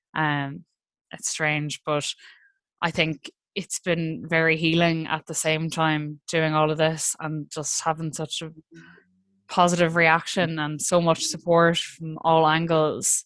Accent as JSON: {"language": "English", "country": "Ireland", "said": "as Irish people"}